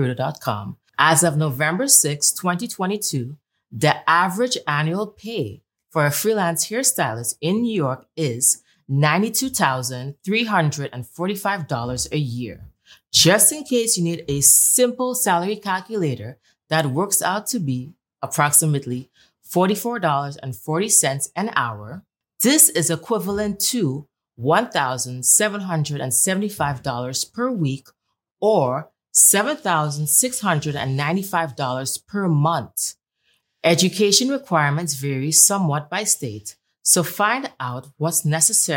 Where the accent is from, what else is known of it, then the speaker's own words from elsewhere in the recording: Trinidad & Tobago; she hails all the way from Trinidad and Tobago, just like myself